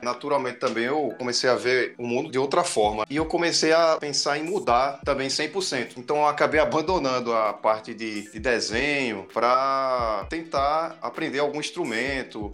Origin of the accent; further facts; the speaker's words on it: Brazil; a gente é, é brazuca